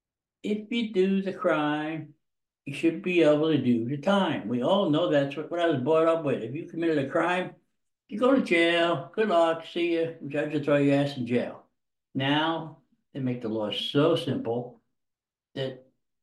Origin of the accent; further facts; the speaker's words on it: Jersey City, New Jersey, United States; I was born in Jersey City